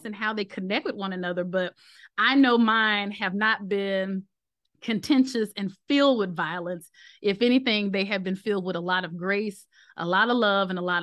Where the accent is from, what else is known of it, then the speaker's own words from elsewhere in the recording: New Orleans, Louisiana, United States; also born or lived in Mississippi; I am New Orleans born and Mississippi rooted